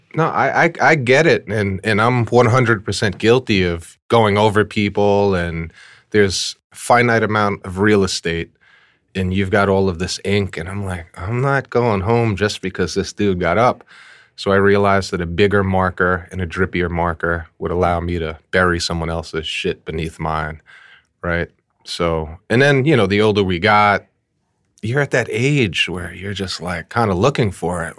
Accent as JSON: {"language": "English", "town": "New York City", "region": "New York", "country": "United States", "tie": "born or raised there", "said": "We grew up in Fort Greene, um, Brooklyn, Fort Greene, Clinton Hill section of Brooklyn"}